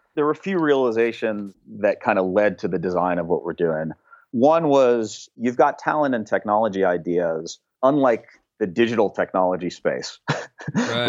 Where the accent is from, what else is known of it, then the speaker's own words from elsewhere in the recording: Pittsburgh, Pennsylvania, United States; now in Berkeley, United States; Pittsburgh is an amazing town. It's only gotten more amazing since I grew up there.